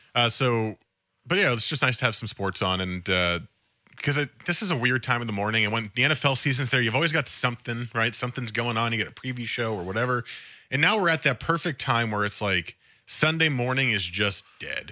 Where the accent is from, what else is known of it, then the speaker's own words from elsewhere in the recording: New Jersey, United States; my home state